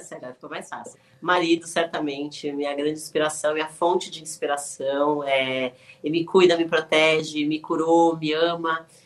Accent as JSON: {"language": "Portuguese", "region": "São Paulo", "country": "Brazil", "said": "I'm from São Paulo"}